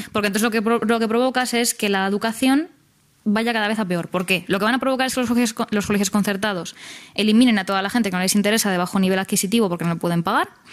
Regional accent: Spain; nuestra incapacidad como sociedad española

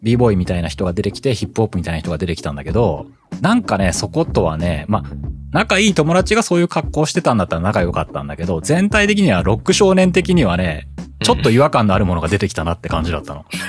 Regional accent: Japan; 日本で生まれ育って、日本の感覚しかわからない僕らには

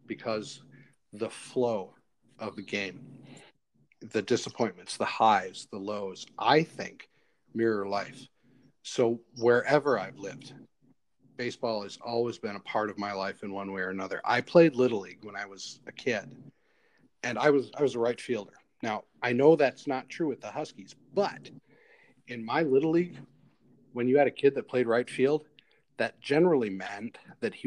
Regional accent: Woodstock, Illinois, United States; moved away as an adult; also born or lived in Duluth, Minnesota; now in Lake Nebagamon, United States; I grew up in Woodstock, Illinois

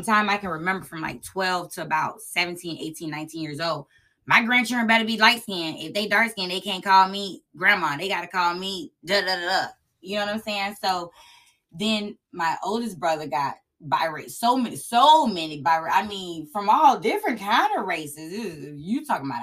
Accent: Sulphur Springs, United States; growing up in Sulphur Springs

